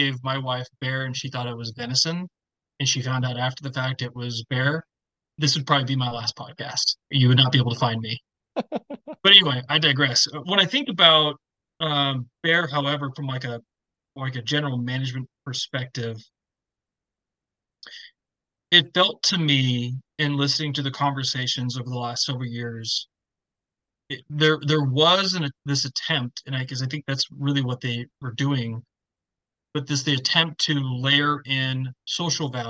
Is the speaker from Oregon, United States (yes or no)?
yes; Oregon, United States; as a kid, you know, growing up in Oregon